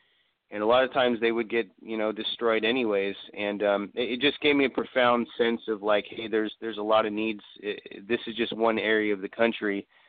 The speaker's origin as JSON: {"language": "English", "region": "California", "country": "United States", "tie": "born or raised there", "said": "what are my grandparents talking about when they talk about our you know, Native roots? And I grew up in California, pretty far away from Oklahoma or any. And also, I was born, you know, way after the reservation and relocation period."}